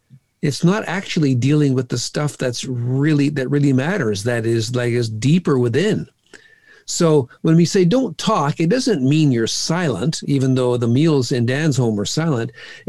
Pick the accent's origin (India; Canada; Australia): India; No, I was raised in a different home. I grew up in India as a missionary's kid.